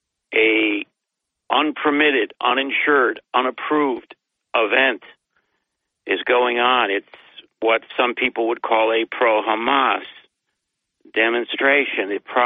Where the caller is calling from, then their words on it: Binghamton, New York, United States; It's … in Binghamton.